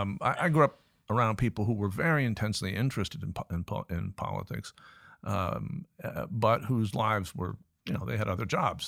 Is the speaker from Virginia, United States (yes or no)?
yes; Richmond, Virginia, United States; also born or lived in Cambridge, Massachusetts; now in Newcastle, United Kingdom; I was born in Cambridge, Massachusetts, but I grew up in the sense of g-, going to high school and that sort of thing in, in Richmond, Virginia